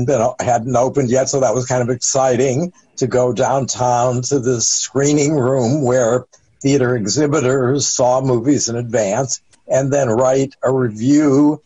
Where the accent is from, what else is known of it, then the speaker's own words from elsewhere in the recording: Cleveland, Ohio, United States; I'm actually from Cleveland, Ohio.